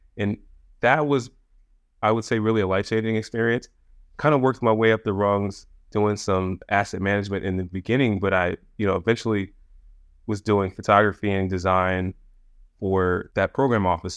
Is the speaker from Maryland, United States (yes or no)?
yes; Anne Arundel County, Maryland, United States; also born or lived in Forest Heights, Maryland; I grew up in Anne Arundel County, so in Maryland. My dad was in the Army, and we moved around a little bit you know, the beginning, early peri-, uh, period of my life, but I grew up in Maryland, so Maryland is home